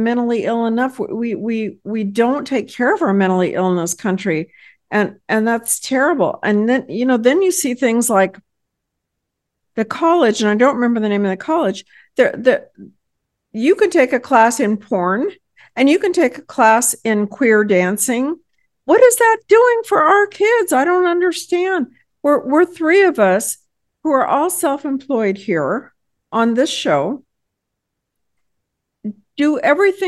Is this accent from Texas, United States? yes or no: yes; Texas, United States; I hail from Texas